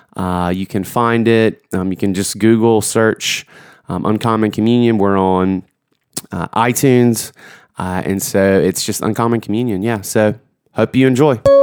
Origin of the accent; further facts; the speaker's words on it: Georgia, United States; moved away; I'm from Georgia originally